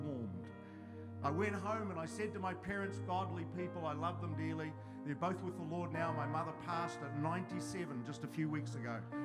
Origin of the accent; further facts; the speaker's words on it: the South, South Island, New Zealand; I come from the South